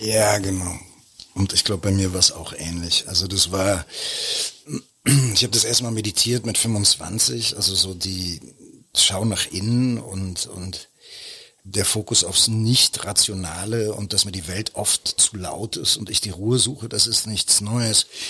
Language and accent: German; Berlin, Germany; wo ich aufgewachsen bin, Koppischer Damm, da war gegenüber der, der Zickenplatz der Jahnpark